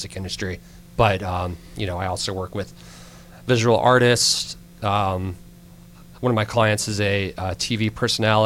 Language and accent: English; Alabama, United States; moved away; I'm actually originally from Alabama